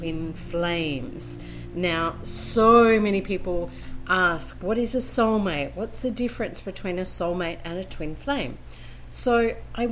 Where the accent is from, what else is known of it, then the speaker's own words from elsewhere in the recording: Brisbane, Queensland, Australia; now in Colombia; I am originally from Brisbane, Australia, and currently living in Colombia, South America.